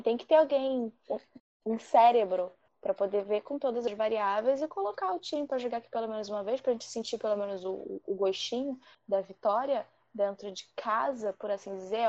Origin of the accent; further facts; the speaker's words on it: Rio de Janeiro, Brazil; eu sou do Rio de Janeiro.